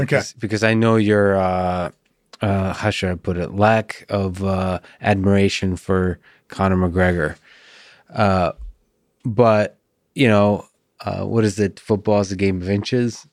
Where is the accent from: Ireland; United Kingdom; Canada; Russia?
Russia; I'm also Russian.